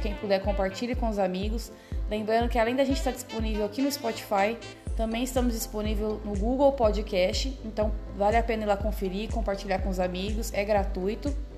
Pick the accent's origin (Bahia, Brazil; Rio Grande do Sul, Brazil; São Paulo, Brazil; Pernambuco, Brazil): São Paulo, Brazil; Guaíra; eu sou de Guaíra, interior de São Paulo